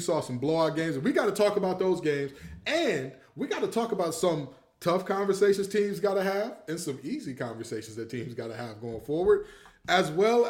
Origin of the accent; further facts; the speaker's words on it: Detroit, Michigan, United States; moved away; ever since I moved away from Detroit, I realized I didn't know how bad of a rap Detroit had outside of Detroit, right? So, like... coming to North Carolina, people assume that it is the worst place.